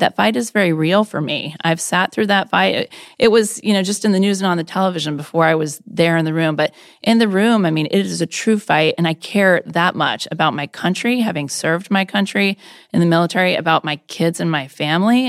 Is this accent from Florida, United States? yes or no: yes; Orlando, Florida, United States; moved away as an adult; also born or lived in Boston / Japan; now in Virginia, United States; I actually grew up in Orlando, Florida